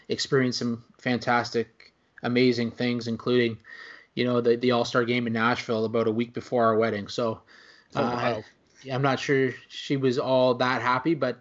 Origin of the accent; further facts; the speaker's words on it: Oakville, Ontario, Canada; I grew up watching the local team, and I grew up in Oakville